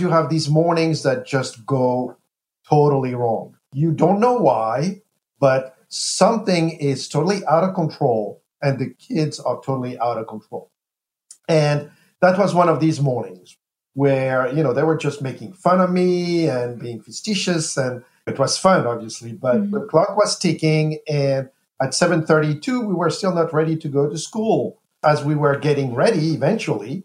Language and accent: English; Paris, Île-de-France, France; moved away as an adult; now in United States; I was born east of Brooklyn, actually so east that it's actually in Paris, France